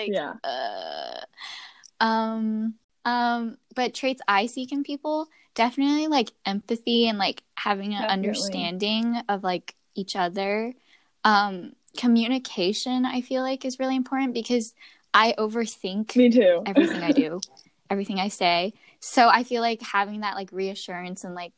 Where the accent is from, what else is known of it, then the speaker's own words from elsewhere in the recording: United States; I grew up in America.